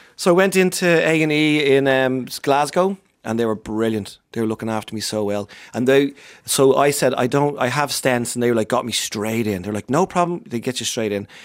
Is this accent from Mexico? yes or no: no; Ireland; I'm Irish